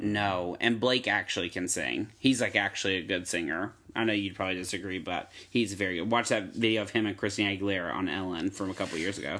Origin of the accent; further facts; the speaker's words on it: Hillsborough, North Carolina, United States; I'm from Hillsborough, North Carolina